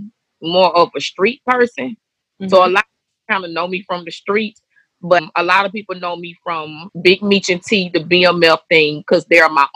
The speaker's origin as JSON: {"language": "English", "town": "Atlanta", "region": "Georgia", "country": "United States", "tie": "born or raised there", "said": "I'm born and raised in Atlanta, Westside Bankhead"}